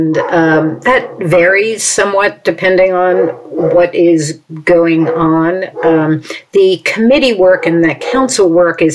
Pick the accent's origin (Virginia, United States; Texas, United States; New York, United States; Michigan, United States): New York, United States; New York City; moved away as an adult; now in Princeton, United States; I grew up in New York City and, you know, lived there my entire childhood on the Upper West Side of Manhattan.